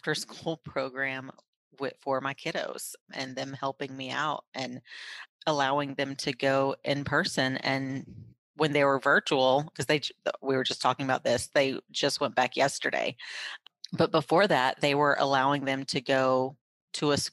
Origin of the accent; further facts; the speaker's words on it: Raleigh, North Carolina, United States; moved away; I'm from Raleigh